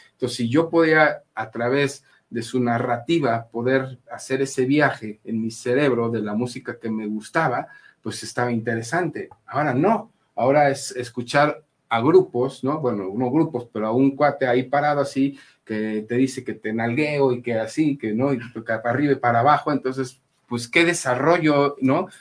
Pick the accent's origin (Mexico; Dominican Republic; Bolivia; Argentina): Mexico; como mexicanos